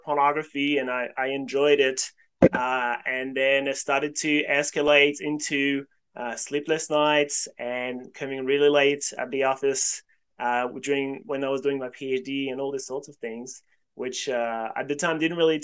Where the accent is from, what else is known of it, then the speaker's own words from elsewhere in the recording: France; moved away as an adult; also born or lived in Sydney, Australia; now in Australia; I was born in France originally and I studied physics in France